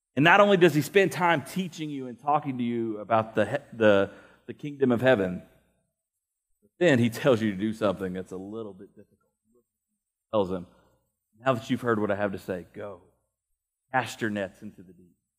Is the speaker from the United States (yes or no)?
yes; United States; as American Christians